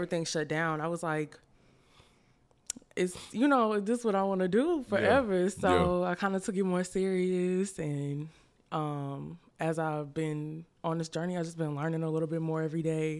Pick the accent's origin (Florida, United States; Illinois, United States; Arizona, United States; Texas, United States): Texas, United States; Houston; I'm from Houston. I've been here all my life.